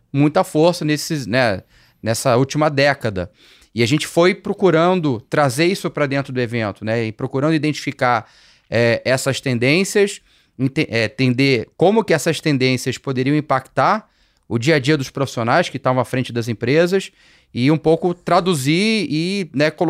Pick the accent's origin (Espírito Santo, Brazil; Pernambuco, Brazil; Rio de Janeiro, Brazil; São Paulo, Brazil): Rio de Janeiro, Brazil; É, eu ainda morava no Rio, sou carioca, né? Para quem ainda não percebeu